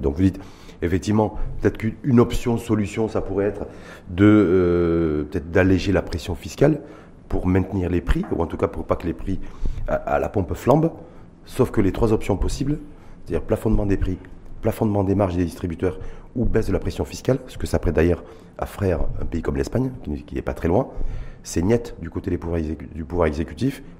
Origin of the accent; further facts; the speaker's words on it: Morocco; chez nous, au Maroc